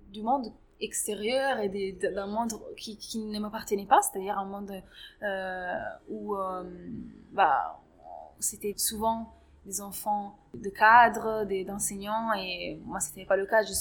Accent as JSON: {"language": "French", "town": "Grenoble", "region": "Auvergne-Rhône-Alpes", "country": "France", "tie": "born or raised there", "said": "surtout dans la ville où j'ai grandi, du coup à Grenoble"}